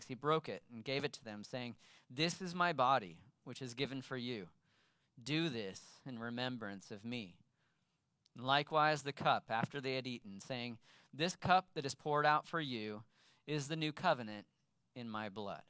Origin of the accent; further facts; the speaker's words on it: Sacramento, California, United States; I grew up in Sacramento